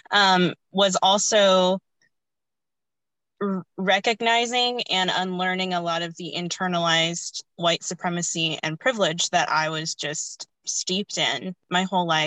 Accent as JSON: {"language": "English", "country": "United States", "tie": "born or raised there", "also_born_or_lived": "India"}